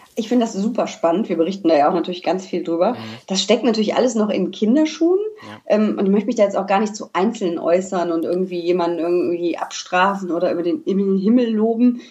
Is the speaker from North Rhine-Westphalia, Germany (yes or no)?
yes; Düsseldorf, North Rhine-Westphalia, Germany; ich bin gebürtige Düsseldorferin